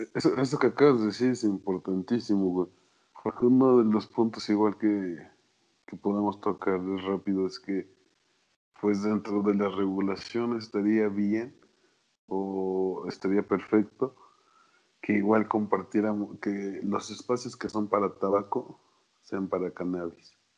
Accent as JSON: {"language": "Spanish", "country": "Mexico", "said": "como mexicano"}